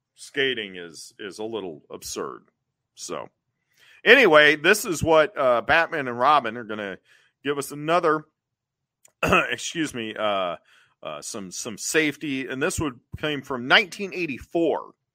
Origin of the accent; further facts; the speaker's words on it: Cincinnati, Ohio, United States; I grew up in Cincinnati